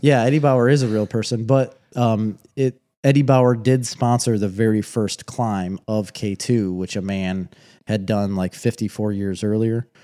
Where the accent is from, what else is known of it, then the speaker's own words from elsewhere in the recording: United States; I'm too American